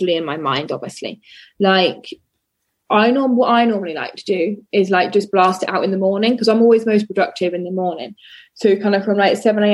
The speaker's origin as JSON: {"language": "English", "town": "Oxford", "region": "South East England", "country": "United Kingdom", "moved": "as an adult", "lives_now": "Dorset, United Kingdom", "said": "I am from Oxford and my family still live in Oxford, but my partner and I moved to Dorset"}